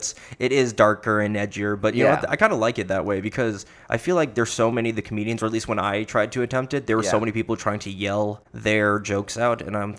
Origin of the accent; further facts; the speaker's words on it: South Florida, United States; moved away; also born or lived in Orlando; I'm from South Florida, and I came up here.